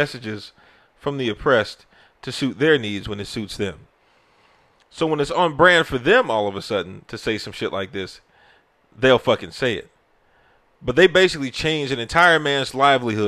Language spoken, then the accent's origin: English; United States; as an American